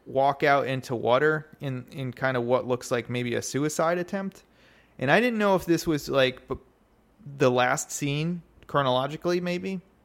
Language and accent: English; United States; as an American